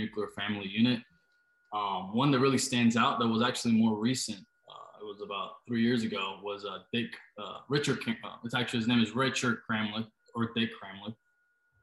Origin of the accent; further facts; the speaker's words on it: Germany; moved away as an adult; also born or lived in Costa Rica / Orlando, Florida / Utah; now in United States; I was born in Costa Rica, and then when I was 7, I moved to Germany, and I was there till I was 19